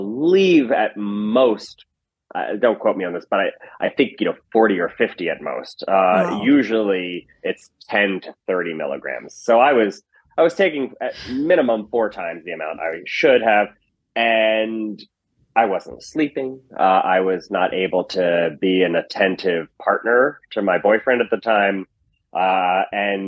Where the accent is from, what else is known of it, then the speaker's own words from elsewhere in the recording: Chadds Ford, Pennsylvania, United States; moved away as an adult; also born or lived in New York / Los Angeles / Berkeley; I grew up outside of Philadelphia in a town called Chadsford, Pennsylvania